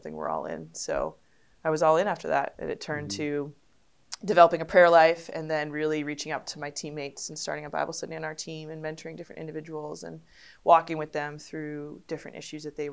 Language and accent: English; Connecticut, United States; I grew up in Connecticut